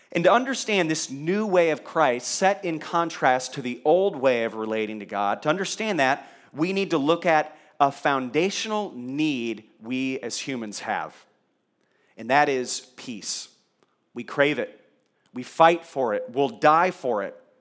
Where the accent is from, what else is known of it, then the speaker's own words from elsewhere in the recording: Kentucky, United States; I was born in Kentucky